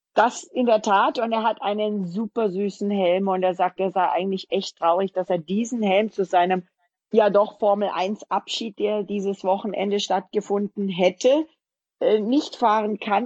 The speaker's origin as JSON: {"language": "German", "area": "a stone's throw from Abt", "region": "Bavaria", "country": "Germany", "tie": "born or raised there", "said": "die sind ja von meinem Heimatort mhm. quasi einen Steinwurf entfernt"}